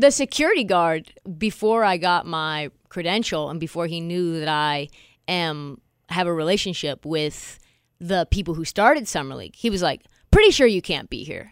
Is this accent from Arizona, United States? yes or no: no; Portland, Oregon, United States; I was from Portland. I was from just one neighbor neighborhood over from him